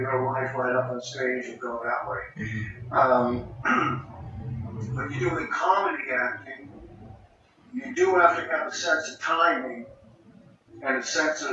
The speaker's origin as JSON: {"language": "English", "town": "Boston", "region": "Massachusetts", "country": "United States", "moved": "yes", "said": "we're both from Boston"}